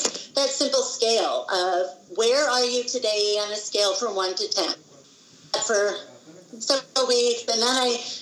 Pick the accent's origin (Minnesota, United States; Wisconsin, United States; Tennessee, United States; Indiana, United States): Wisconsin, United States; moved away as an adult; I grew up in Wisconsin in the United States.